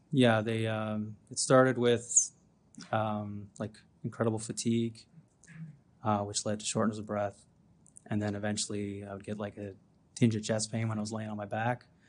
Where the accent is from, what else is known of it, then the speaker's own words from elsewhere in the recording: Antigonish, Nova Scotia, Canada; I'm from Antigonish, Nova Scotia